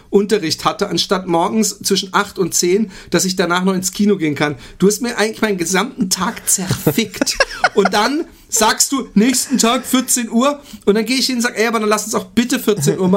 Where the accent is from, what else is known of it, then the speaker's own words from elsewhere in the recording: Austria; Und als Österreicher schämt man sich wahrscheinlich zu Unrecht